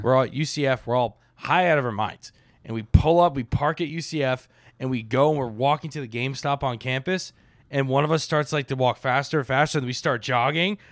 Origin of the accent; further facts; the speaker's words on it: Boca Raton, Florida, United States; We lived in, like, Palm Beach, Boca area